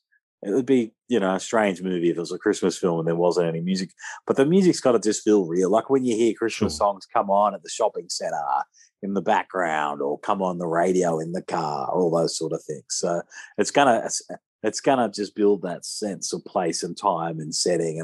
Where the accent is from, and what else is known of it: Australia; accent: Aussie